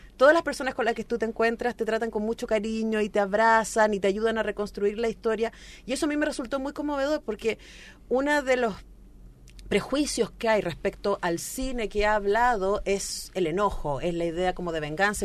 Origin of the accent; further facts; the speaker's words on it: Chile; como chilena